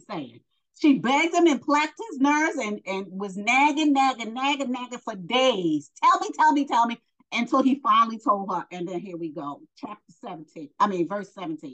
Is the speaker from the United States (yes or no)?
yes; New York, United States; I'm from New York